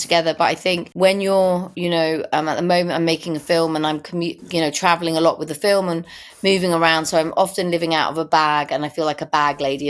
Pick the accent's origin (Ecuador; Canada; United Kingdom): United Kingdom; London; I was born in Primrose Hill. I lived there in the 60s.